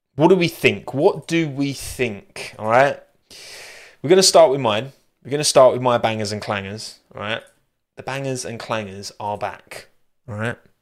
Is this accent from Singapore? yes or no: no; United Kingdom; I'm so British. I am very British